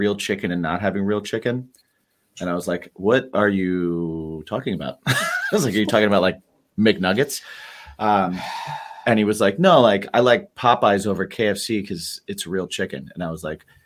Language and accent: English; Midwest, United States; moved away; I grew up in the Midwest